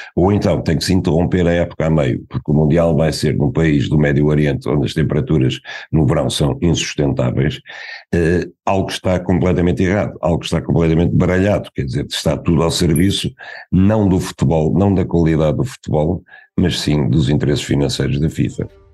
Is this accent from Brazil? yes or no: no; Portugal; como português